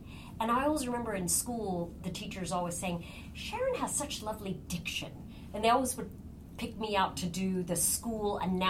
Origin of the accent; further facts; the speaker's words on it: Ireland; I'm Irish. It's in my blood to be a storyteller. That's what Irish people do, is they talk and tell stories, and that's the culture in which I grew up at my home.